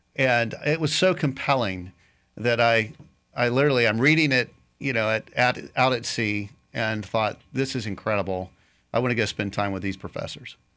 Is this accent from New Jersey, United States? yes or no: no; Raleigh, North Carolina, United States; moved away as an adult; also born or lived in Tennessee / Winter Haven, Florida; now in Lakeland, United States; I grew up actually in North Carolina, Raleigh